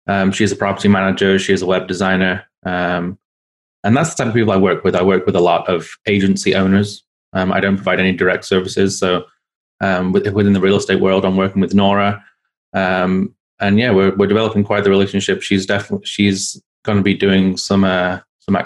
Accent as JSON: {"language": "English", "region": "England", "country": "United Kingdom", "moved": "as an adult", "said": "I'm from England. I moved here 5 years ago"}